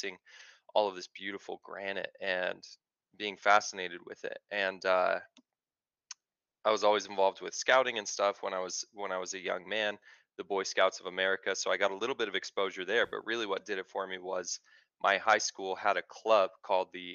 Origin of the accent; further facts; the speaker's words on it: Pocatello, Idaho, United States; also born or lived in Utah; So I'm from Pocatello, Idaho. I was born and raised in Southeast Idaho